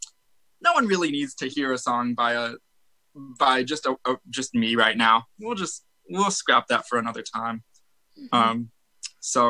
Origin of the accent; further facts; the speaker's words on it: Arizona, United States; we're from Arizona.